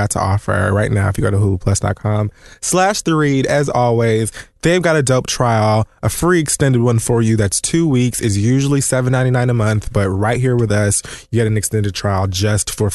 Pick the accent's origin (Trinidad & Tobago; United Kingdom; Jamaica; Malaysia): Jamaica; moved away; Being Jamaican